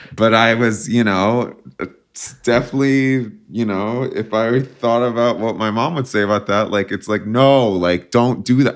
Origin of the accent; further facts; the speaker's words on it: New Jersey, United States; moved away as an adult; also born or lived in New York City; now in Los Angeles, United States; I was born and raised in New Jersey, and I'm very proud to be from there.